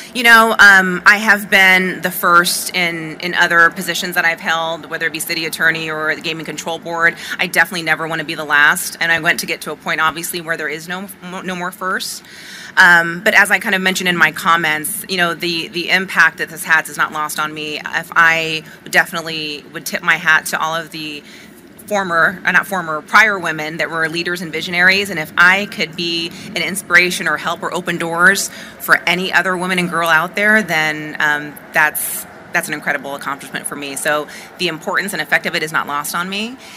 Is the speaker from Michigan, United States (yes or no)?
no; Las Vegas, Nevada, United States; I was raised in Las Vegas